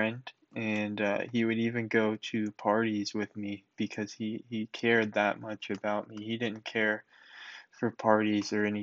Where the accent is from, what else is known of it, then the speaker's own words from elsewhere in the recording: North Carolina, United States; I was raised in North Carolina